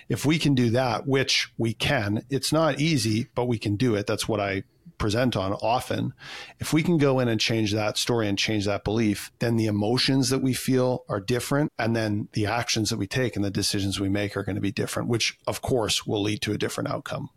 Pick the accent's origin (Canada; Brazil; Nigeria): Canada; I'm a Canadian kid, so of course I played hockey